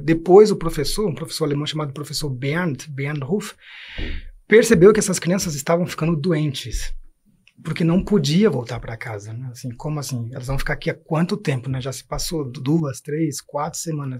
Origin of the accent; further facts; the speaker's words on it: São Paulo, Brazil; also born or lived in Germany; levar 17 jovens da comunidade onde eu nasci e onde depois eu trabalhei como educador